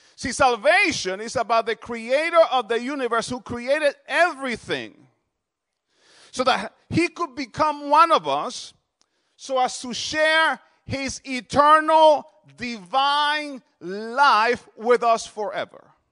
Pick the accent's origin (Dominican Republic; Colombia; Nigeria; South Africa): Dominican Republic; also born or lived in New Jersey; now in Harrisburg, United States; I'm originally from the Dominican Republic